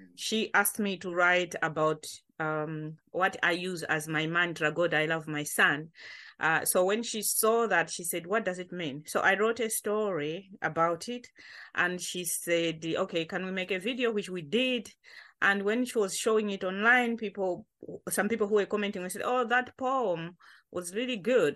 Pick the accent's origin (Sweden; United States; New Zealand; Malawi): Malawi; now in Coventry, United Kingdom; I'm joining from Covenre because this is where I live now, but I'm original from Malawi